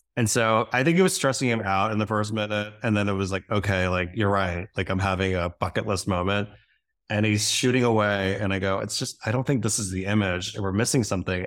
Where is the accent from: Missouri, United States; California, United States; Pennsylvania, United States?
Pennsylvania, United States; Reading; my hometown of Reading, Pennsylvania.